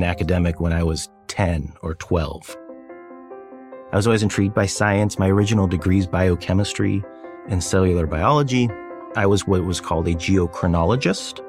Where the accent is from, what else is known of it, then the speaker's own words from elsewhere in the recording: Fresno, California, United States; also born or lived in Wrocław, Poland / Chicago, Illinois; I grew up in Fresno, California, where we received political asylum and eventually citizenship